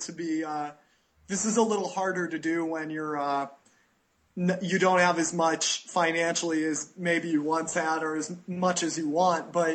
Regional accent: United States; now in Costa Rica; I'm American

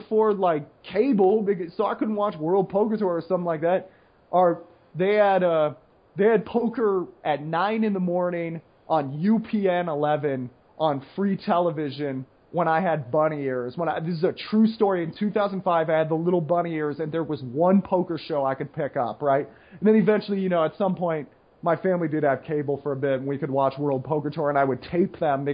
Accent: United States; I'm the American

